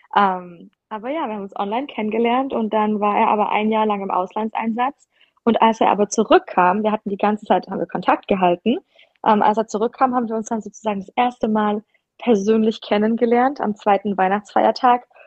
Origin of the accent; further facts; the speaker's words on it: Ulm area, Baden-Württemberg, Germany; moved away as an adult; also born or lived in Tübingen / El Paso; now in United States; ich komme vom Land, aus der Ulmer Gegend